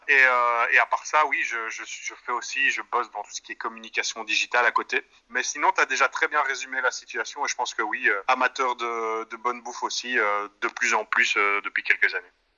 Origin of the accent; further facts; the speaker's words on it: Brussels, Brussels-Capital Region, Belgium; en tant que bon bruxellois